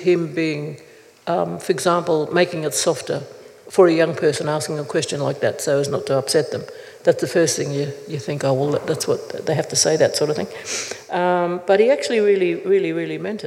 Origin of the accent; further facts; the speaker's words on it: Gold Coast, Queensland, Australia; also born or lived in Brisbane; I was born in Brisbane, but grew up on my father's people's land on the Gold Coast